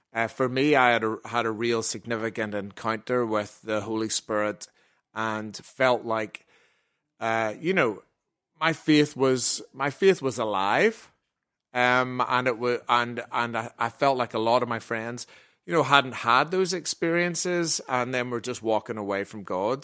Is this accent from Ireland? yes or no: yes; Ireland; we're Irish